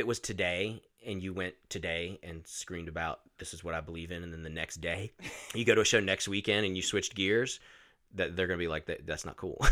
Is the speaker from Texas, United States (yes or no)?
no; Roanoke, Virginia, United States; born or raised there